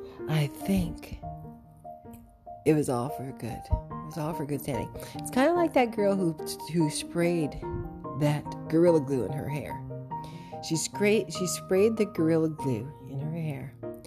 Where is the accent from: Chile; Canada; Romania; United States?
Canada; I have been snubbed for long enough by this American organization, and I'm from Canada